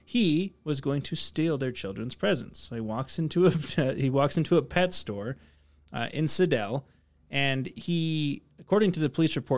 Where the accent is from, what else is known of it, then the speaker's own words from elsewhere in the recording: Utah, United States; growing up in Utah, we have a lot of LDS folks